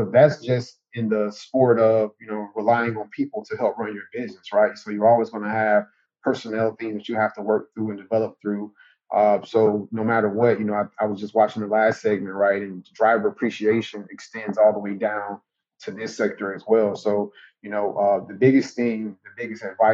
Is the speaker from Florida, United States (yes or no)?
yes; Jacksonville, Florida, United States; my hometown team